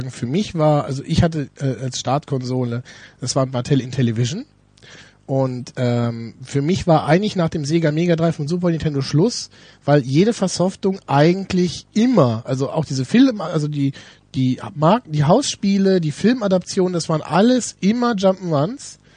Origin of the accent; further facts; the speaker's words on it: Düsseldorf, North Rhine-Westphalia, Germany; Ich komme ja aus Düsseldorf. wir haben hier so, so Siedlungen mit, die, mit Japanern.